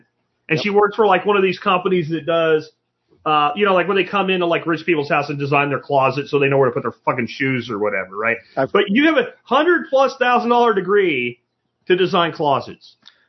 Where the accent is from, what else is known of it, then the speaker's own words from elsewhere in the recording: Jacksonville, Florida, United States; Wall ball we used to play with a racquetball when I was growing up in Jacksonville, Florida.